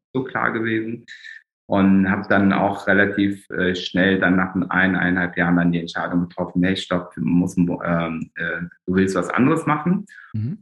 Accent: Germany; bin ich eigentlich ein ganz klassisches Migrantenkind hier in, mhm. in Deutschland der zweiten Generation

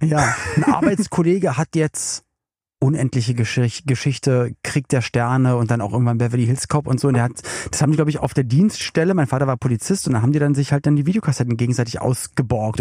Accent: Berlin, Germany; ich komme komm ja aus Berlin

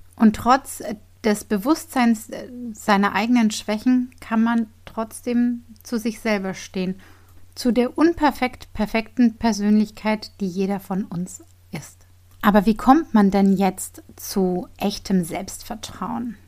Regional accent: Bavaria, Germany; bin ich ja aus Bayern

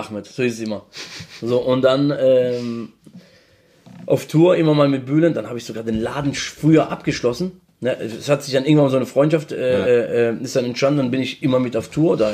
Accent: Mannheim, Baden-Württemberg, Germany; accent: Mannheim dialect; ich komme aus Mannheim

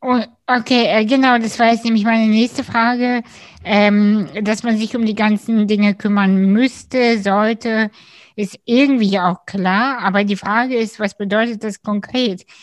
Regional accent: Kazakhstan; now in Germany; ich bin ursprünglich aus Kasachstan

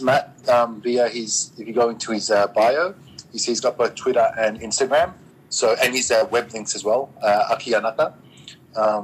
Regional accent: Australia; I'm Australian

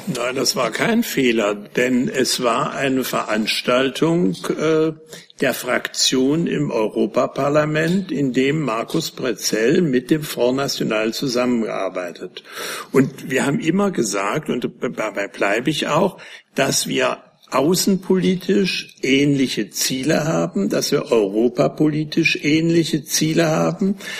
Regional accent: Germany; als Deutscher

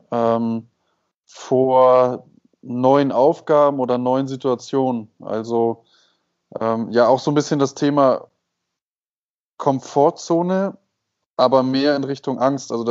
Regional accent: Hamburg, Germany; now in Mexico; Moin, moin aus Mexiko. Herzliche Grüße nach Hamburg in meine Heimat

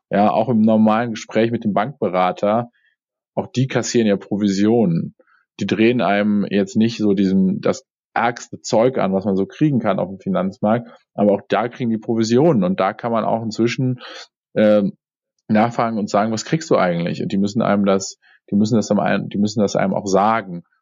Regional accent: Cologne, North Rhine-Westphalia, Germany; aber äh, ich komme aus dem Rheinland. Rheinland. Ja, genau, dann Fort ja. in Köln.

